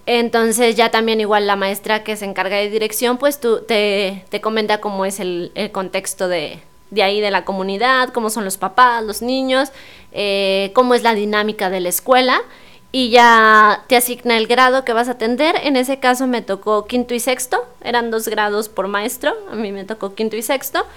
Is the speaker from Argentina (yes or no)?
no; San Luis Potosí, Mexico; yo que soy capitalina